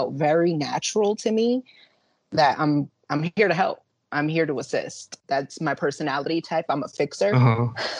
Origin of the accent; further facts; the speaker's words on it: Yonkers, New York, United States; I have pretty much lived in Yonkers for the majority of my life